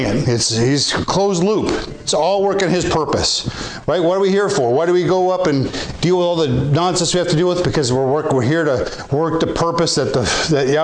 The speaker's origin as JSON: {"language": "English", "country": "Canada"}